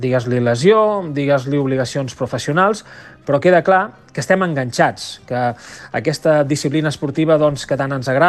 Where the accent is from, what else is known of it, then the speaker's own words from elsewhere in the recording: Barcelona, Catalonia, Spain; tot i que sóc de, de Barcelona, tinc una casa a Vidrà i tinc un, un vincle molt estret amb tot el territori del Bisaure